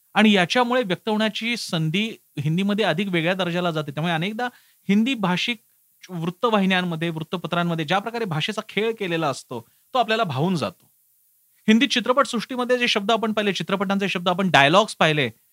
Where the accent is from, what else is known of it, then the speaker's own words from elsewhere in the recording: Mumbai, Maharashtra, India; मी स्वतः मुंबईत वाढलो मुंबईत माझी शाळा होती